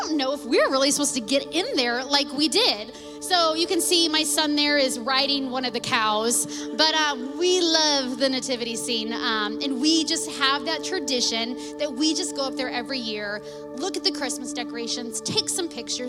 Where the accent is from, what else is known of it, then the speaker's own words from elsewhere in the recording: Washington, United States; I grew up here in Washington. I was born and raised here in town